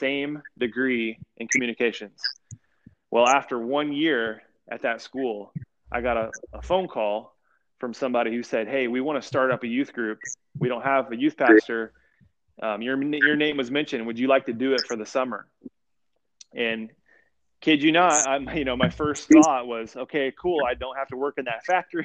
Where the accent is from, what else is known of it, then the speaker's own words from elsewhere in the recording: Indiana, United States; I grew up in Indiana